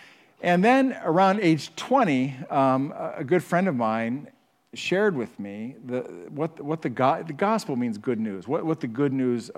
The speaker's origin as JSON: {"language": "English", "town": "Huron", "country": "United States", "tie": "born or raised there", "said": "So I was raised in Huron, and my parents were just really good about taking us to church at a small church in Huron every week."}